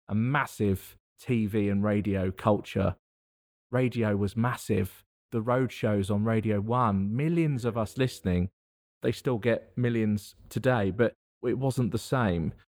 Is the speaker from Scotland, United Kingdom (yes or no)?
no; thirty miles west of central London, South East England, United Kingdom; now in Worcester, United Kingdom; thirty miles directly west of central London is where I'm from